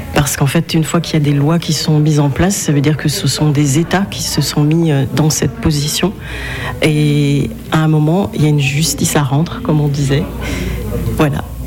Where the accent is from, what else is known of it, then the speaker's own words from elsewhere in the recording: Benin; je viens du Bénin, donc d'Afrique de l'Ouest